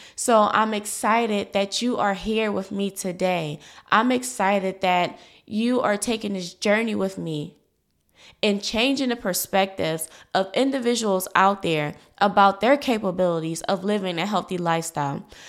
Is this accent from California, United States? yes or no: no; Philadelphia, Pennsylvania, United States; I was born in North Philadelphia, a low-income community, um, by a single mother, a young single mother. And because of my situation, I was brought up with limited resources